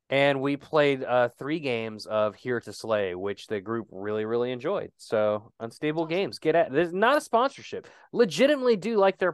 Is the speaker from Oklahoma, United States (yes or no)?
yes; Oklahoma, United States; I'm from Oklahoma.